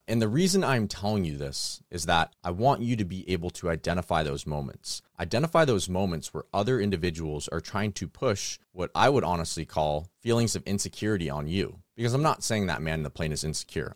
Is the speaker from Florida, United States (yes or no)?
no; California, United States; I'm from California